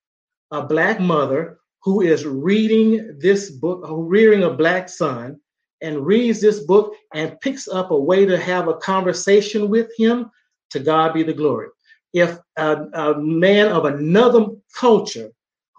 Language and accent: English; Southeast Texas, United States; a young Black man growing up in Southeast Texas